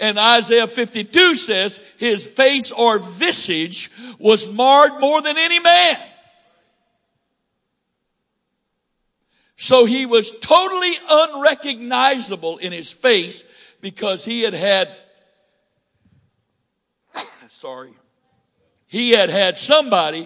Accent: Northwest Florida, United States; I'm from Northwest Florida, and they call that South Alabama

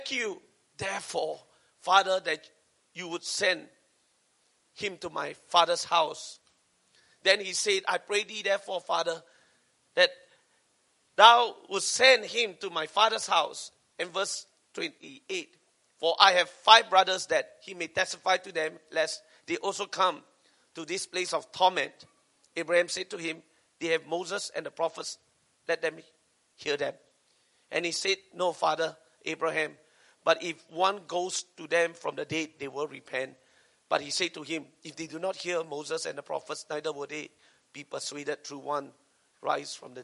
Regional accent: Singapore; I'm Singaporean

